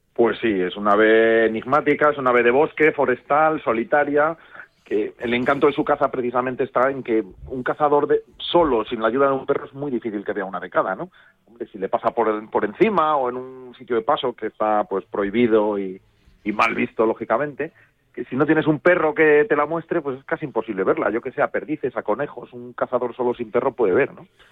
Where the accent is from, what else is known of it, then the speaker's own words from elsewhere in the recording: Castile and León, Spain; also born or lived in Sayago (Zamora); yo que soy de León